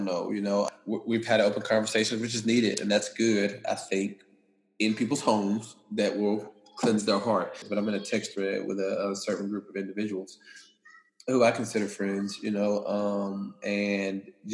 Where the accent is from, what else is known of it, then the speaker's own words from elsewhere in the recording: East Texas, United States; I'm from deep East Texas, and so my upbringing was a little different